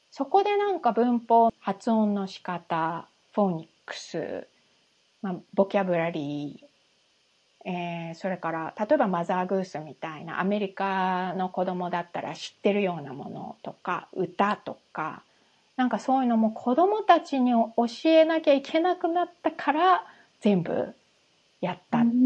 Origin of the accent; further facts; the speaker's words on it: Japan; moved away as an adult; also born or lived in United States; 日本で生まれて、日本で育って